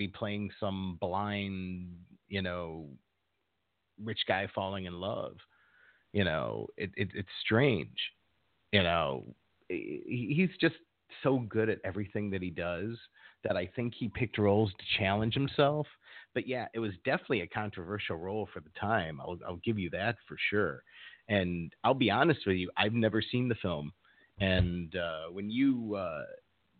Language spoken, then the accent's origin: English; Chicago, Illinois, United States; growing up in Chicago, I was in junior college